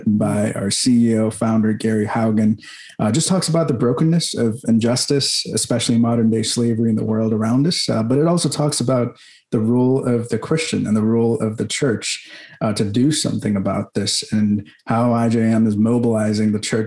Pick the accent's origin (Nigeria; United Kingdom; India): India; Mumbai, Maharashtra; now in Atlanta, United States; born and raised in Mumbai, India